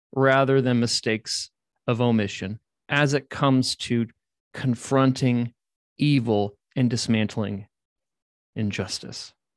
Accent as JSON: {"language": "English", "town": "Indianapolis", "region": "Indiana", "country": "United States", "tie": "born or raised there", "moved": "as an adult", "said": "I was born and raised in Indiana, born and raised in Indianapolis"}